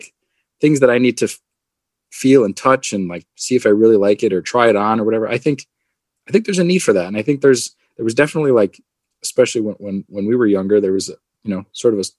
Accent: Carbondale, Pennsylvania, United States; I grew up in Carbondale.

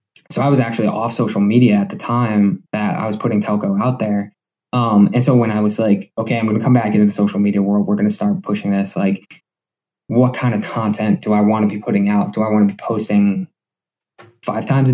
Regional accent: Scranton, Pennsylvania, United States; also born or lived in New York City; I grew up in West Granton my whole life. I went to West Granton High School

